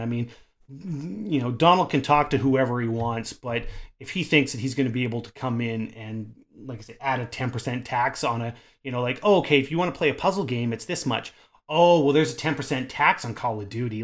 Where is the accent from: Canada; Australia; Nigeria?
Canada